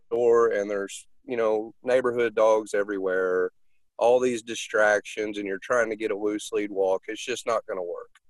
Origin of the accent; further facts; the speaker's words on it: Texas, United States; accent: Texan; a lot of my accent I picked up from Texas.